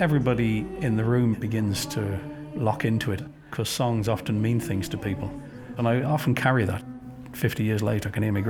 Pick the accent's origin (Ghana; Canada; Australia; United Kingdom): United Kingdom; London; I was born in London. My father was reared in Glasgow, but from Donegal. My mother was English